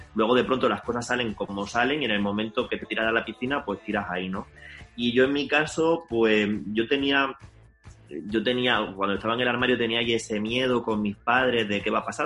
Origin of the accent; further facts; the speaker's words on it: Linares, Andalusia, Spain; accent: andaluza; yo soy de Linares